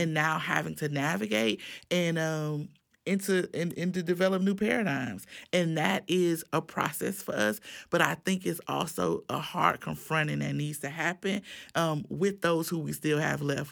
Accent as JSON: {"language": "English", "town": "Miami", "region": "Florida", "country": "United States", "tie": "born or raised there", "moved": "yes", "lives_now": "Tallahassee, United States", "said": "I grew up in Miami"}